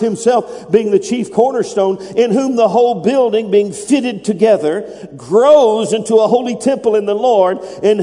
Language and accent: English; United States; I'm an American. That's in my blood. That's in my DNA. I am American